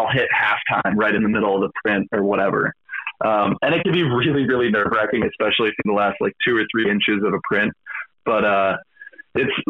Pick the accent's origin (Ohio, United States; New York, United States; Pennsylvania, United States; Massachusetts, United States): Pennsylvania, United States; Philadelphia; I'm from Philadelphia